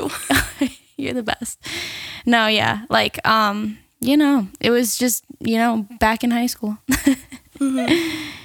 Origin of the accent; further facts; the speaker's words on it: Seaford, New York, United States; I'm actually from Seaford, so the next town over